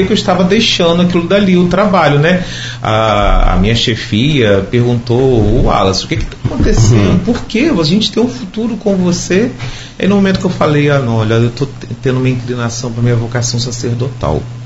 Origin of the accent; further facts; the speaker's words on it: Campos dos Goytacazes, Rio de Janeiro, Brazil; Eu sou de Campos mesmo